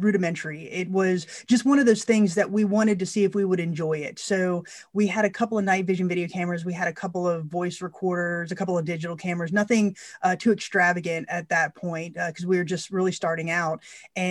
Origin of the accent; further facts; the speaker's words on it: Florida, United States; I was born in Florida, you know, we do have those strong roots there in West Virginia